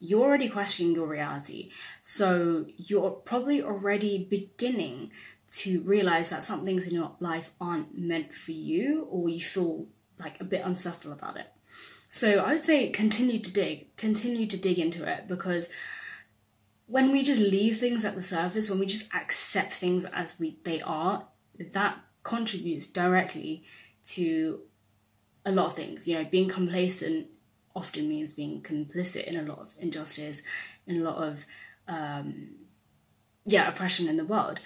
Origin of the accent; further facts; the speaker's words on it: United Kingdom; my identity as a British-born Chinese person